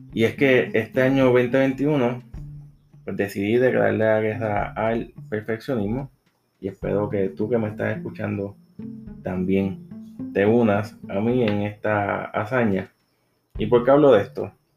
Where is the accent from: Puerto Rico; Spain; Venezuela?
Puerto Rico; soy de Puerto Rico